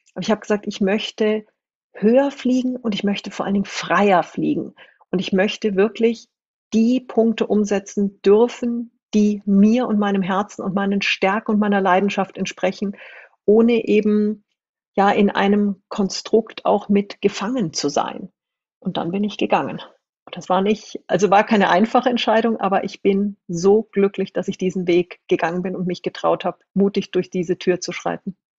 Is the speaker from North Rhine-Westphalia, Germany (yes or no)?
no; Munich, Bavaria, Germany; also born or lived in New Zealand / China; Ich komme aus München, aus wirklich aus dem Umfeld der Konzernzentrale